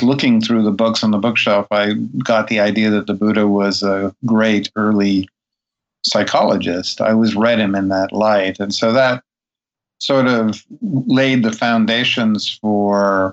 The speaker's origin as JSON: {"language": "English", "town": "New York City", "region": "New York", "country": "United States", "tie": "born or raised there", "also_born_or_lived": "Brooklyn, New York", "said": "I was born in the Upper West Side of Manhattan"}